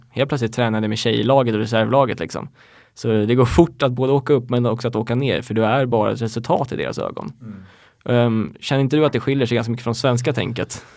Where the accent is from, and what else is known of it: Sweden; moved away as an adult; also born or lived in United States